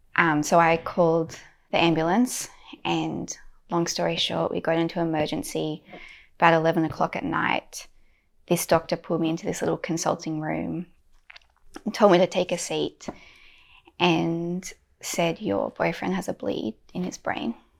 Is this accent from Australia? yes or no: yes; Australia